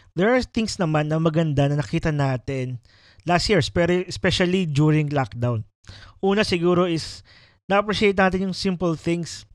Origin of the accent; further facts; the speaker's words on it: Batangas, Calabarzon, Philippines; moved away; yung province ko kasi is Batangas.